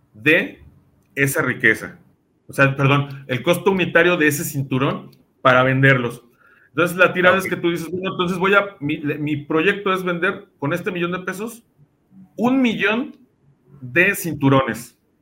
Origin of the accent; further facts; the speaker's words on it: Mexico; nosotros como mexicanos